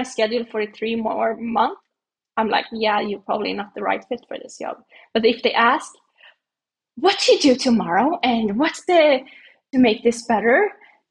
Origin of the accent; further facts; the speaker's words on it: Sweden; my hometown is actually the place where they do this. So where I was born, it's really, really close to my house actually as well.